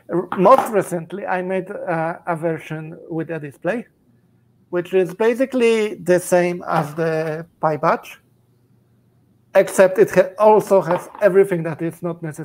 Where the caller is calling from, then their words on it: Zurich, Switzerland; I'm in Zurich, Switzerland.